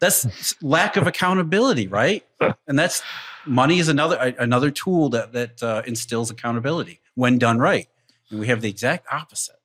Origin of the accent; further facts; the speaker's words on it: Rust Belt, United States; I grew up in the Rust Belt